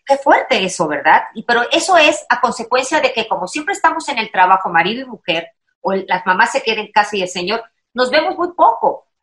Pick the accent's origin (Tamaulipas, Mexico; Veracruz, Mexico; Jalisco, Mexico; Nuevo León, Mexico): Veracruz, Mexico; Veracruz, mana, soy jarocha